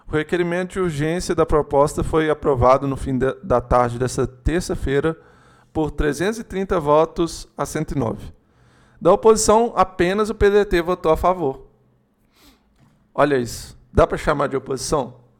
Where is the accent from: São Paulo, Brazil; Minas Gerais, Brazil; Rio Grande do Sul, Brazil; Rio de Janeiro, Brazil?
Minas Gerais, Brazil; a gente é de Minas, Juliano, você é de Minas, provavelmente tem mais gente de Minas aí assistindo